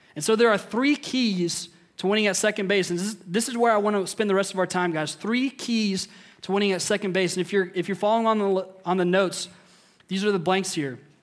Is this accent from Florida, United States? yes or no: no; Indiana, United States; I grew up in Indiana.